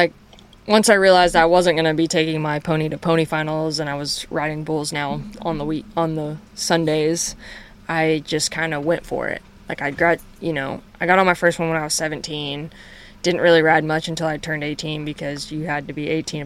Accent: North Carolina, United States; also born or lived in Wyoming; now in Texas, United States; I grew up in North Carolina

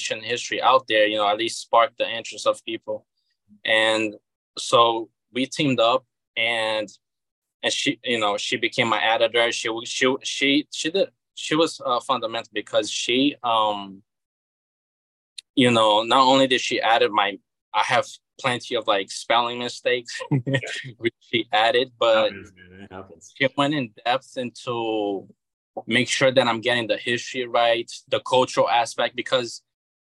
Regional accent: Rio de Janeiro, Brazil; now in United States; Originally I'm from Rio de Janeiro, which is in the southeast

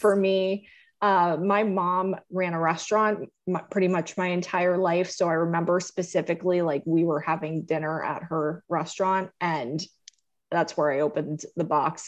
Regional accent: Fort Lauderdale, Florida, United States; I grew up in Fort Lauderdale, Florida

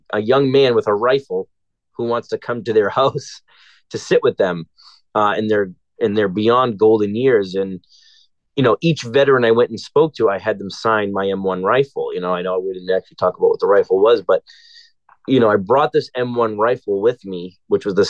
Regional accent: Everett, Massachusetts, United States; also born or lived in Boston, Massachusetts; I grew up in Everett, Massachusetts.

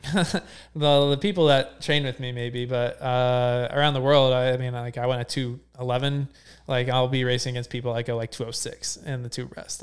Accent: near Cincinnati, Ohio, United States; I grew up in Ohio

